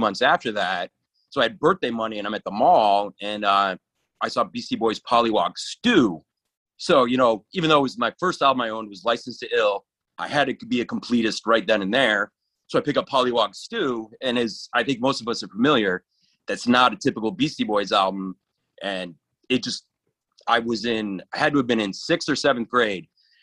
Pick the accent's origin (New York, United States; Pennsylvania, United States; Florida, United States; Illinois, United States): New York, United States; Clifton Springs; moved away as an adult; now in New Orleans, United States; I grew up in Clifton Springs, New York, a tiny town of about 1,000 people.